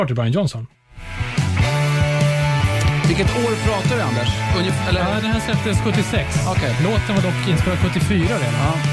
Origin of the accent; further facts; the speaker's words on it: Upplands Väsby, Stockholm County, Sweden; Men vi är från Väsby